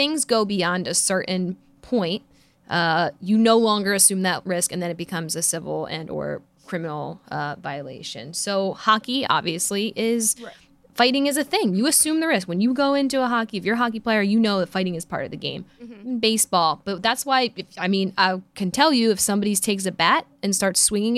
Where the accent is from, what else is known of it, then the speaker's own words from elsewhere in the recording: Philadelphia, Pennsylvania, United States; I'm from Philly